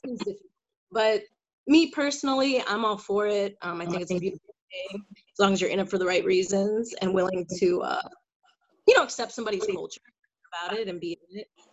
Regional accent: Glenview, Illinois, United States; moved away as an adult; also born or lived in Chicago, United States / New York, United States / New Orleans, United States; now in Dallas, United States; I grew up in the North Shore in uh, Glenview

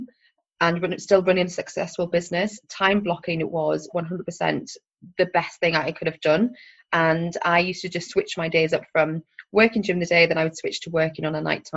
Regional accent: Sunderland, North East England, United Kingdom; moved away as an adult; also born or lived in London; I am 100% born and bred in Sunderland. What we call a Mackem.

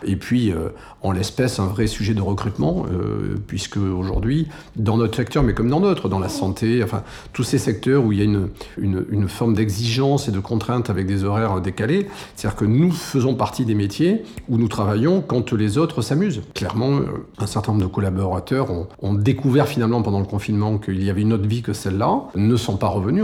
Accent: France; je suis né en France

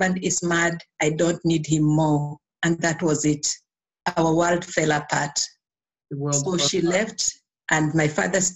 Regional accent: Kenya; I was born in Kenya. I went to school in Kenya

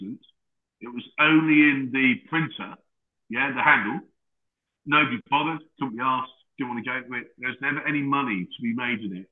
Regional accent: Lowestoft, East of England, United Kingdom; I was born in Lowestoft in Suffolk

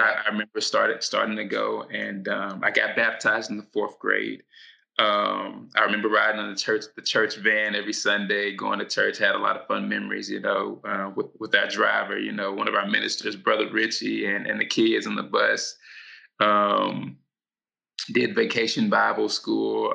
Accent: Louisville, Kentucky, United States; moved away; also born or lived in Los Angeles; Kentucky. That's that's where I was raised

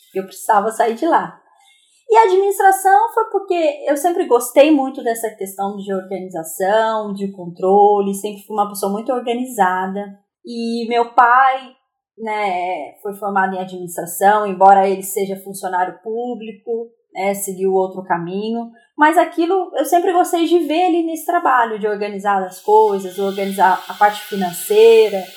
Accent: Aparecida, São Paulo, Brazil; moved away as an adult; now in Taubaté, Brazil; sou nascida em Aparecida, interior de São Paulo.

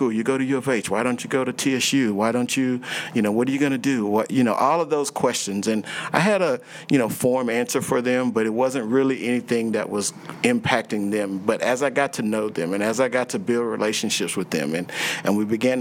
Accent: Houston, Texas, United States; I grew up in Houston

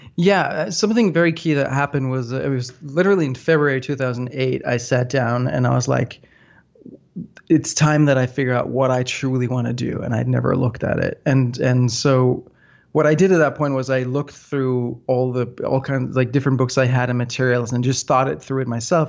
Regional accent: north of Copenhagen, Capital Region of Denmark, Denmark; I grew up in Denmark, um, north of Copenhagen, the so-called whiskey belt

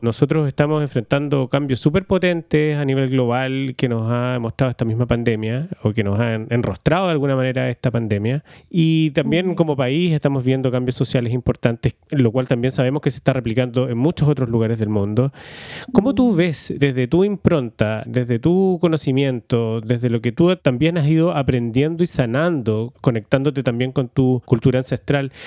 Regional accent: Chile; nosotros, los que somos chilenos

